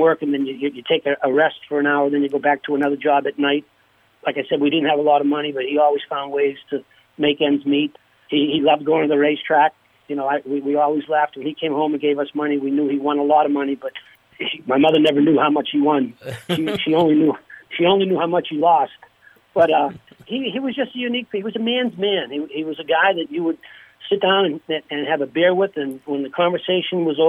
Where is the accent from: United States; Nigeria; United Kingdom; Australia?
United States; hometown with the Mike Eruzione Center, Massachusetts; my daughter's three boys skate at the rink in my hometown. They skate at the Mike Ruzioni Center